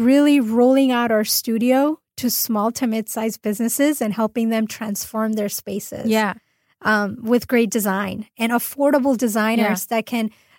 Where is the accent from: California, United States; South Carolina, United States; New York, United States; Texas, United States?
California, United States; Orange County; I'm actually from LA area. I'm from Orange County